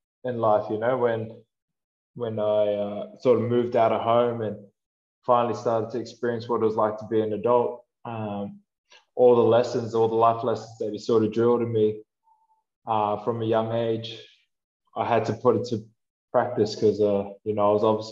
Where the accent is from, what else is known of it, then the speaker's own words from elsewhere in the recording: Australia; moved away as an adult; I grew up playing rugby and I grew up in Australia